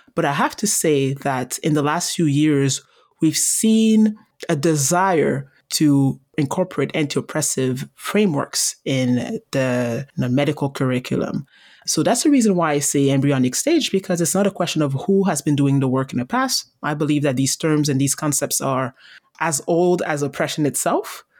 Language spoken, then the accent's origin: English; Montreal, Quebec, Canada; I was born and raised in Montreal